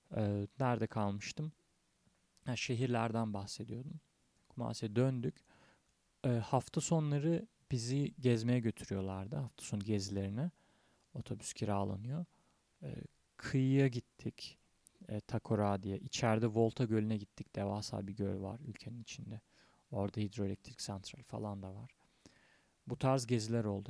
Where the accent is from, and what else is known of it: Turkey